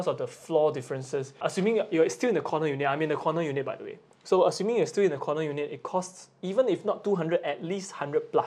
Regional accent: Singapore; now in Japan; I'm from Singapore. Singapore

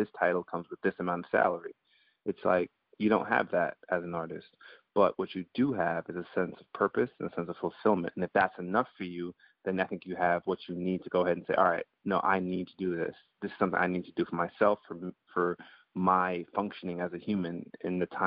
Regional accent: Guyana; also born or lived in Antigua; now in United States; I was born in the States. I grew up in Guyana before I lived in Antigua for a few years before ultimately coming back to the States

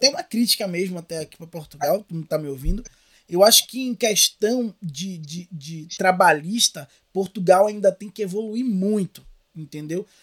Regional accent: Lauro de Freitas, Bahia, Brazil; Eu Lauro de Freitas.

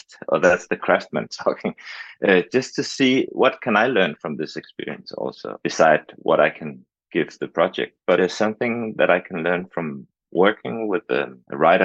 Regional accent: Denmark; I'm from Denmark.

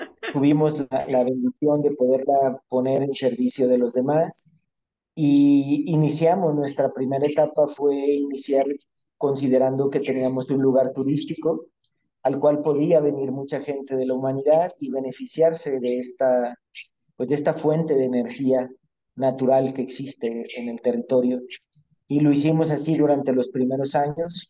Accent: Mexico; yo a mí me tocó nacer en México, yo soy mexicano

